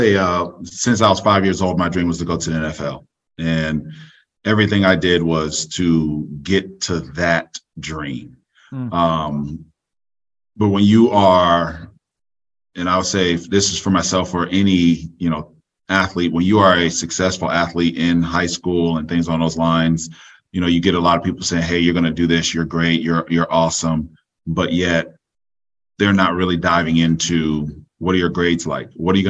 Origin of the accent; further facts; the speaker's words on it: Orlando, Florida, United States; Orlando, Florida.